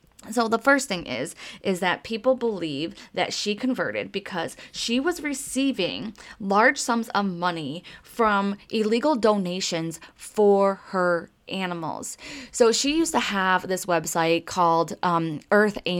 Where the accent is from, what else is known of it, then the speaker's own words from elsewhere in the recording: Detroit, Michigan, United States; I am from Motown